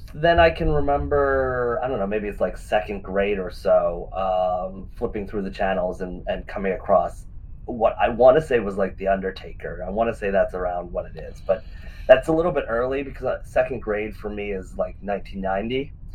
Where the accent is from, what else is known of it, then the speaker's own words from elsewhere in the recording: Western Pennsylvania, United States; where I grew up in Western Pennsylvania